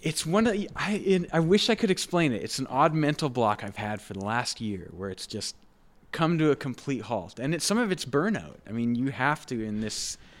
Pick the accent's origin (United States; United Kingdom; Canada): Canada; Dauphin, Manitoba; moved away as an adult; now in Winnipeg, Canada; growing up in Dauphin